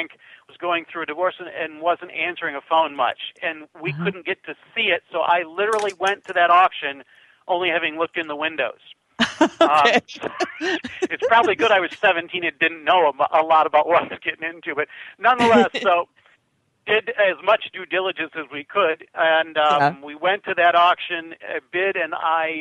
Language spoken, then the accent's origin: English; Fayette, Ohio, United States; my hometown is called Fayette, Ohio, which is about 30 miles west of Toledo